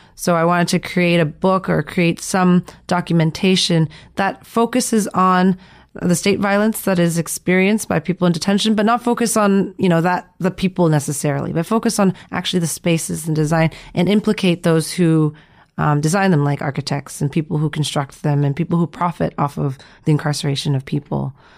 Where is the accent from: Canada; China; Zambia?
Canada; growing up in Canada